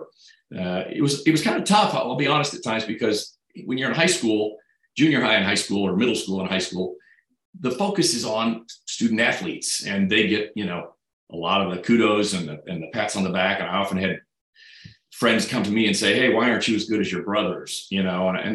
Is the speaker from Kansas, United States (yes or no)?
yes; Great Bend, Kansas, United States; now in Kansas City, United States; growing up in Great Bend